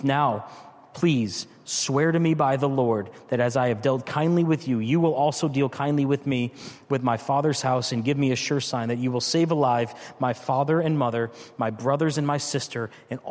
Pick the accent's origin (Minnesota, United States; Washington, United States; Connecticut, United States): Connecticut, United States; moved away as an adult; also born or lived in Richmond, Virginia; I'm from Connecticut, but my wife grew up out west. We moved to Richmond, Virginia for a number of years.